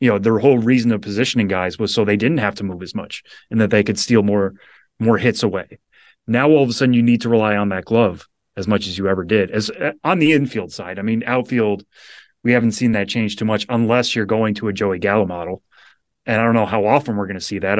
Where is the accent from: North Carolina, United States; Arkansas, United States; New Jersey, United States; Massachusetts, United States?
Massachusetts, United States; Western; I grew up in Western Massachusetts, loving baseball